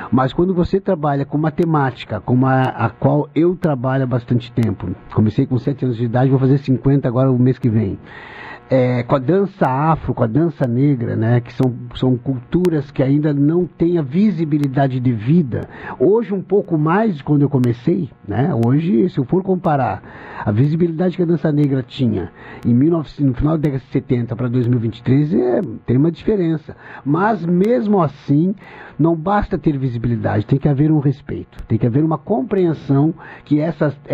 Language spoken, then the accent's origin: Portuguese; Pelotas, Rio Grande do Sul, Brazil; Em Pelotas não foi diferente. Eu me lembro como se fosse hoje. Nasci, me criei na Castilha, era, era, essa, era essa vivência que se tinha.